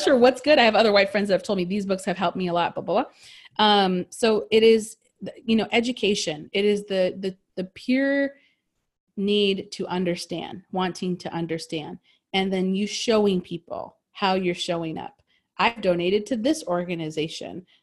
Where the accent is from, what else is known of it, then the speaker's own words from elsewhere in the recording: United States; we grew up in America